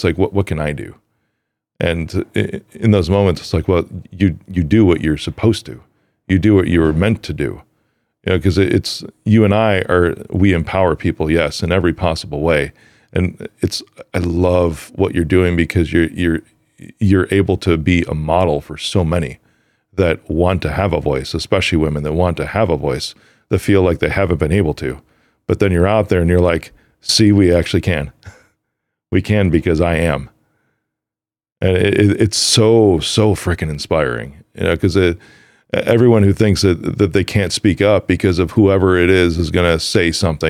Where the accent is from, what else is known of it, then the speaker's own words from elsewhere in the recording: Chicago, Illinois, United States; a lot of people cannot tell I'm from Chicago because I worked very hard hearing my family talk that way